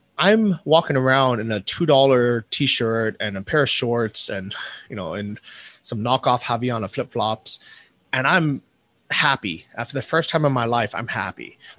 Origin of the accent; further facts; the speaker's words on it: United States; moved away as an adult; leaving the US, or, you know, leaving my home country and moving to a cheap place like Thailand